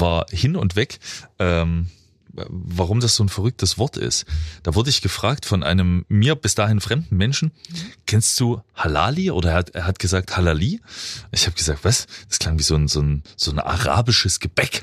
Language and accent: German; Freiberg, Saxony, Germany; in meine Heimat